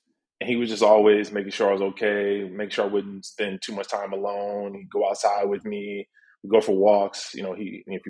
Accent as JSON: {"language": "English", "town": "Chicago", "region": "Illinois", "country": "United States", "tie": "born or raised there", "also_born_or_lived": "Detroit, Michigan", "said": "at about 9 or 10, we moved to Chicago"}